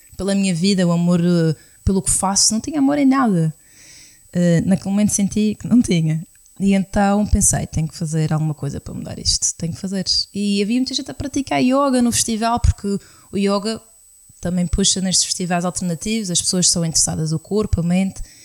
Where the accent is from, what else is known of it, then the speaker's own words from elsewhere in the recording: Madeira, Portugal; somos da Madeira, somos de uma ilha vulcânica